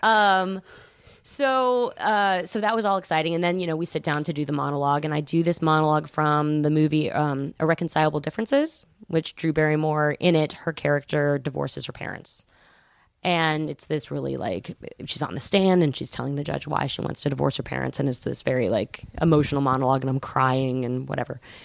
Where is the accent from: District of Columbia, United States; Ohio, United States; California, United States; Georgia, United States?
Georgia, United States; Atlanta; I was from Atlanta